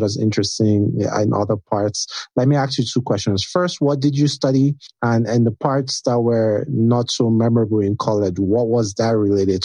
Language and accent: English; Nigeria; being Nigerian prepared me for that, because Nigeria is kind of like a cutthroat environment